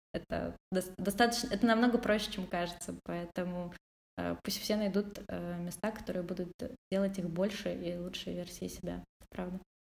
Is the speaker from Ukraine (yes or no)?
yes; Odesa, Odesa Oblast, Ukraine; мы вместе из Одессы